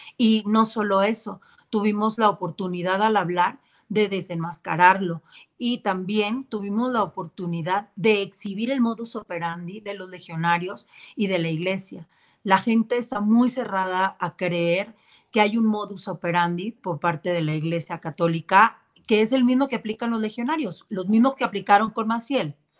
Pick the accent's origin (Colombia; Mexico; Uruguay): Mexico; nuestro país en México